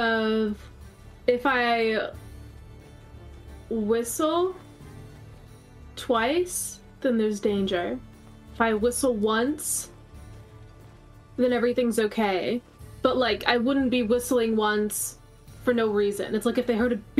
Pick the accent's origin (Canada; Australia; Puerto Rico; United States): Canada; I'm Canadian